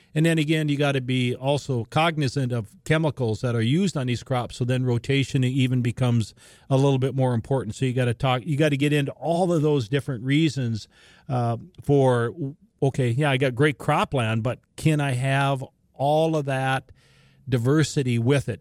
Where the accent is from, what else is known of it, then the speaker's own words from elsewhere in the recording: Larimore, North Dakota, United States; all the way up near Laramore, my hometown, Western Grand Forks